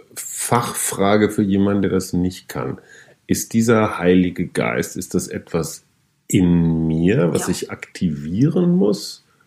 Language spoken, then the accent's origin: German; North Rhine-Westphalia, Germany; ich komme aus Westfalen